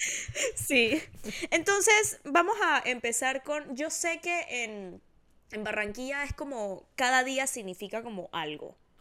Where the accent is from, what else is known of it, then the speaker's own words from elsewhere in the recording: Panama; No tengo nada de Panamá